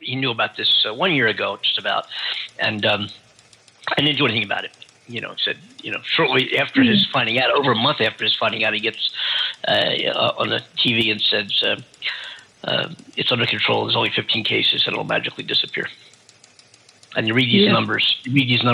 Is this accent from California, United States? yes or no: yes; California, United States; my home state here